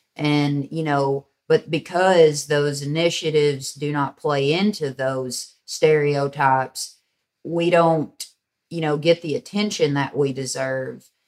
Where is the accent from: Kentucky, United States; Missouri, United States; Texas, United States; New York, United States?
Kentucky, United States; Hickman; also born or lived in Western Tennessee; now in Murray, United States; I was born in Western Tennessee, raised in Western Kentucky in a small town called Hickman, which was on the Mississippi River.